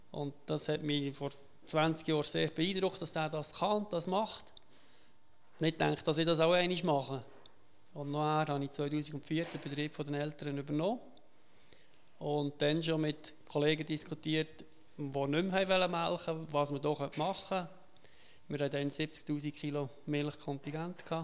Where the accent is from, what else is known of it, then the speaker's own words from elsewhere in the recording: Wisen, Solothurn, Switzerland; Ich bin Wiesner. Aha. Ich bin auch Solothurner. Und das ist auch ein bisschen von der Geschichte her. Wir sind Solothurner, aber Solothurn ist weit weg.